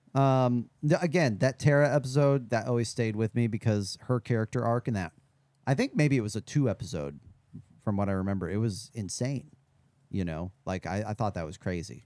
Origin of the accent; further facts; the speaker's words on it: Midwest, United States; I grew up in the Midwest